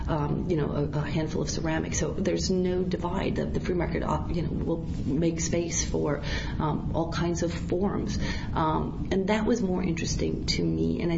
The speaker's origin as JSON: {"language": "English", "region": "Midwest", "country": "United States", "said": "I was selected to be a curator because I come from the Midwest. I come from off-center, and that has definitely represented the show."}